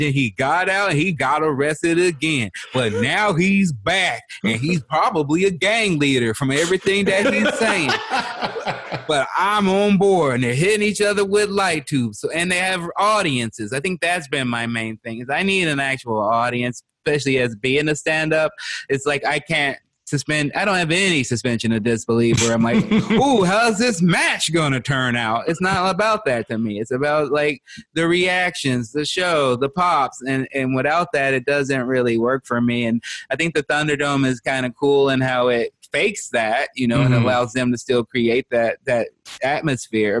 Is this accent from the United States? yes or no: yes; Chicago, Illinois, United States; I was growing up in Chicago